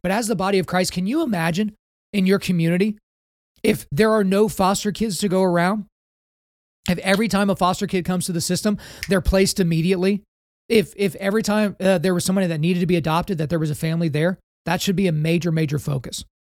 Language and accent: English; Oklahoma, United States; my home state of Oklahoma